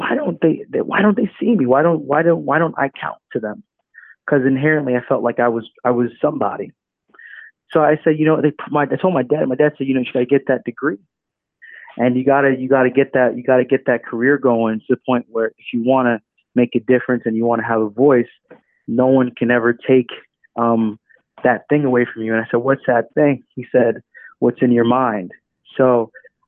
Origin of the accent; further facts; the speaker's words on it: New York City, New York, United States; also born or lived in Atlanta, Georgia; I grew up tough in the Bronx.